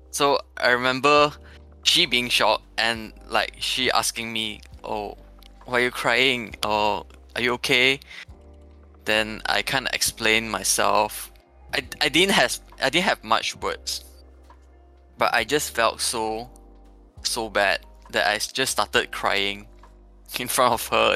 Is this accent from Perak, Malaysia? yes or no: no; Petaling Jaya, Selangor, Malaysia; I come from PJ.